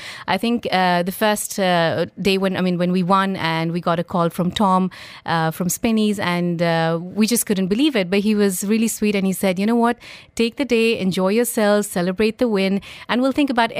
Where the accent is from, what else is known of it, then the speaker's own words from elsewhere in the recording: India; moved away; I'm basically from India, but I've lived outside India most of my life